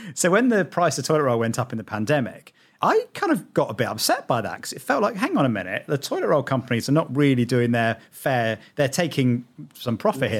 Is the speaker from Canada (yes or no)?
no; United Kingdom; I'm British